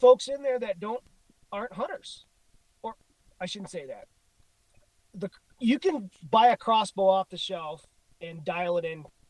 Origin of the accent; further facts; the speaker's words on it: Illinois, United States; moved away as an adult; now in Missoula, United States; You know, Illinois, my home state. I grew up there. I moved here when I was 18. So I've been here for, I don't know, fucking 50 years.